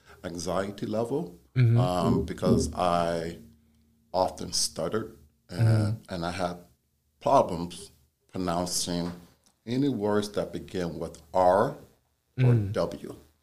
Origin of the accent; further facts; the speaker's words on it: San Diego, California, United States; when I was just a young boy, black boy, growing up in San Diego, California.